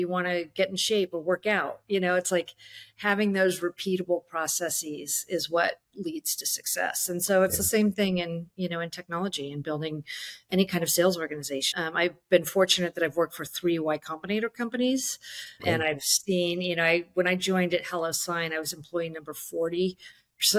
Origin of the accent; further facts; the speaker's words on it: Bay Area, California, United States; I'm from the Bay Area